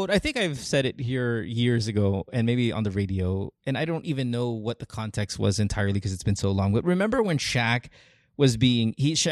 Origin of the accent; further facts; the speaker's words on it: Central Luzon, Philippines; I am from Bulacan. Bulacan. I grew, I grew yes. up in Bulacan.